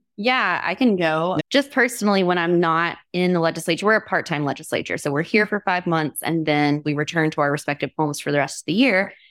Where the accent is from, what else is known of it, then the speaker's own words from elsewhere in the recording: Alabama, United States; now in Vermont, United States; I grew up in Alabama, you know, debutante culture, went to etiquette class